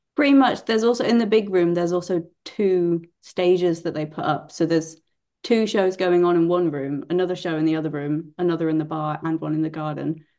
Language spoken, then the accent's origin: English; Bury St Edmunds, East of England, United Kingdom; I'm from Bury St Edmunds